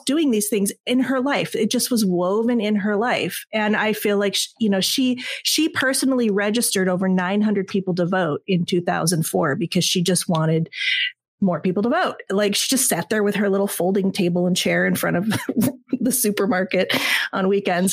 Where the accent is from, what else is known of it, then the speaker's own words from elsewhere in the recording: Southern California, United States; I'm from Southern California